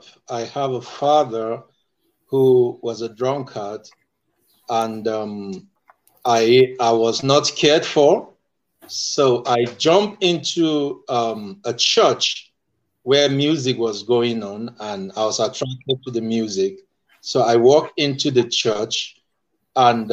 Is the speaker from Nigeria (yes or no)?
yes; Nigeria; I am from Nigeria